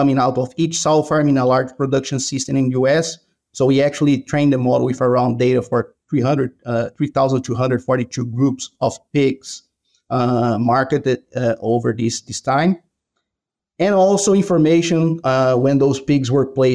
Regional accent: Brazil; moved away as an adult; now in Iowa, United States; I'm originally from Brazil. That's where I did my vet school.

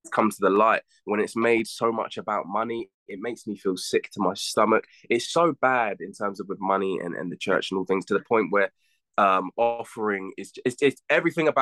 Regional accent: United States; moved away; When I grew up in the States

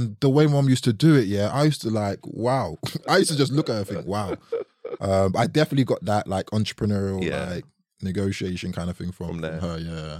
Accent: New Cross, London, United Kingdom; So I grew up in New Cross. And it was interesting, man.

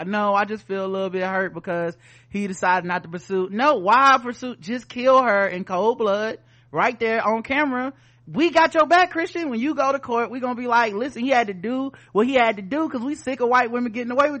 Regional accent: the South, United States; I didn't grow up around Jewish people, man. I'm from the South. Everybody down here is just white

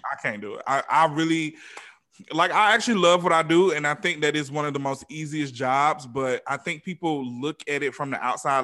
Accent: Atlanta, Georgia, United States; now in Los Angeles, United States; I'm from Atlanta

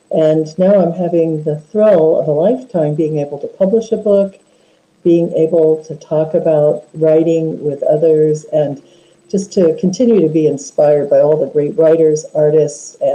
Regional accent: Homer, Alaska, United States; I was born and raised in Alaska

